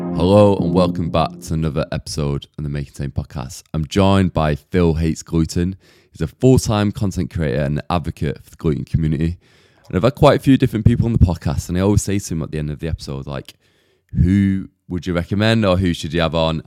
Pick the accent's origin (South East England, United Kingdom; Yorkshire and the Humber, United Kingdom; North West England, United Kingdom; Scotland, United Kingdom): North West England, United Kingdom; Manchester; moved away as an adult; also born or lived in Huddersfield; now in London, United Kingdom; I'm originally from Manchester, you see, and I kind of moved straight to London